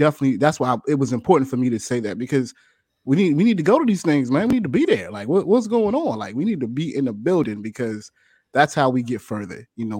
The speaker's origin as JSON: {"language": "English", "town": "Philadelphia", "region": "Pennsylvania", "country": "United States", "said": "You know, we over here in West, you from North."}